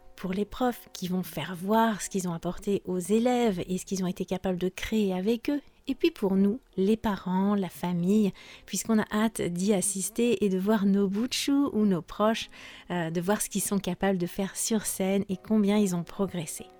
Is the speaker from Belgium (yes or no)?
no; France; je suis française